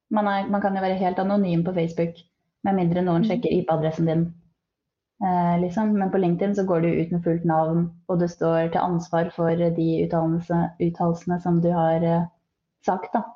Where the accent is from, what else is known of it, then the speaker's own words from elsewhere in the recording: Skien, Telemark, Norway; moved away; Jeg er egentlig fra Skien